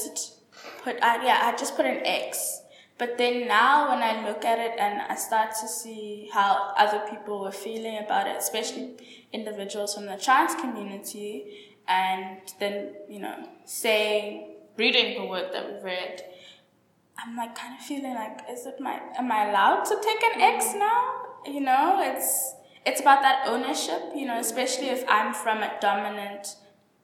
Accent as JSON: {"language": "English", "country": "Zimbabwe", "moved": "yes", "lives_now": "South Africa", "said": "as a Zimbabwean woman"}